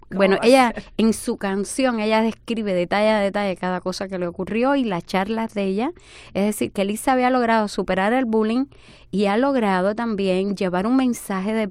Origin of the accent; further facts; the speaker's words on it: Dominican Republic; moved away; nosotros nos mudamos de República Dominicana aquí porque aquí encontraba, vimos que habían recursos y profesionales.